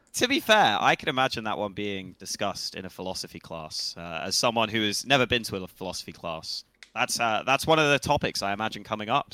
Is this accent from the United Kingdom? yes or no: yes; England, United Kingdom; we're just English. English as they come